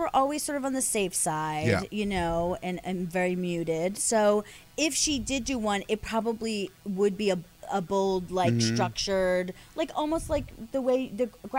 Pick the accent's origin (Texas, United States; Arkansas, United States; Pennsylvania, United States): Pennsylvania, United States; Philadelphia; moved away; I'm from Philly originally